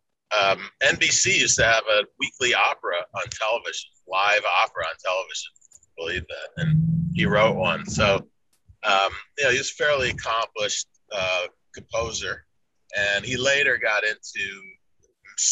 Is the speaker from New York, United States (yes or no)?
yes; New York City, New York, United States; I grew up in New York City in the 60s and 70s